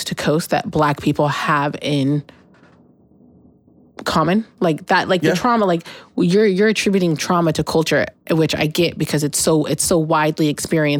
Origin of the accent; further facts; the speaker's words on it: Pacific Northwest, United States; I've been in the Pacific Northwest my whole life